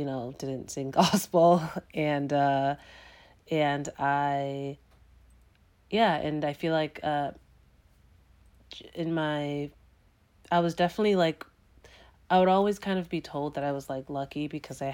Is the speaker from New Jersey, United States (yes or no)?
no; Boston, Massachusetts, United States; I grew up in Dorchester, which for folks who aren't in Massachusetts is a predominantly black neighborhood